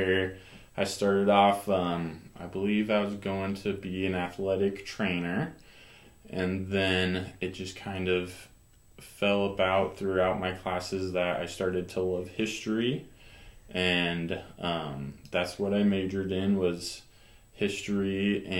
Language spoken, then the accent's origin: English; York, Nebraska, United States; I grew up here in York, born at the hospital and everything.